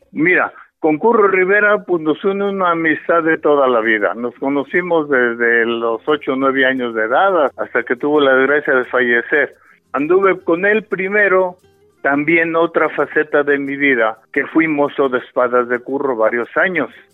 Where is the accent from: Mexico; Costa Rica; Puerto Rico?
Mexico; San Luis Potosí; Mis abuelos maternos fueron guardaplaza de la Plaza de Toros de aquí, el Paseo de San Luis Potosí. Ahí vivían, obviamente, mis padres y nacimos en la Plaza de Toros tu servidor